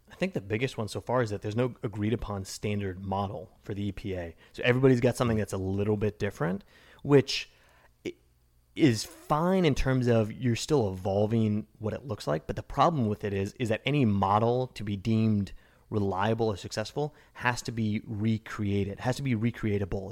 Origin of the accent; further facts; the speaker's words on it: Evanston, Illinois, United States; in Evanston, Illinois, my hometown